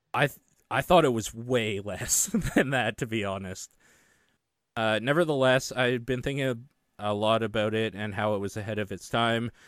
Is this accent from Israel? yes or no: no; Canada; being Canadian